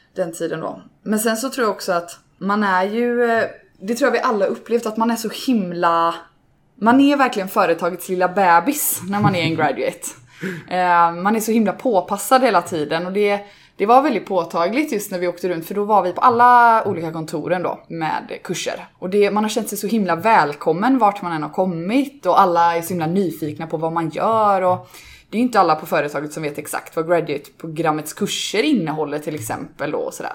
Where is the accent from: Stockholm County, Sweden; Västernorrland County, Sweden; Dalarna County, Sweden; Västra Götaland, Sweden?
Västra Götaland, Sweden; Gothenburg; Också ursprungsgöteborgare